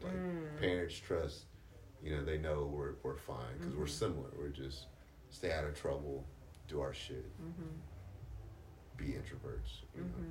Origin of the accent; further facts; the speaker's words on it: Washington, District of Columbia, United States; oh, I grew up in D.C. and you live here now.